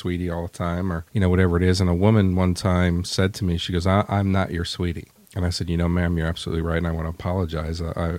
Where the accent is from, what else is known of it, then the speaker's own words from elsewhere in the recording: New York, United States; accent: Northeast; moved away; I had a Northeast accent